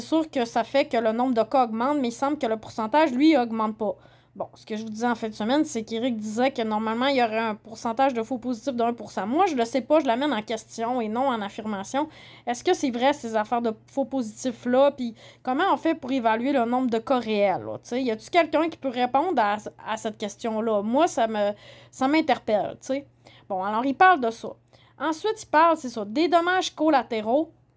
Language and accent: French; Saguenay, Quebec, Canada; moved away; je viens du Saguenay, je connais bien les régions. Euh, j'ai habité à Québec pendant 10 ans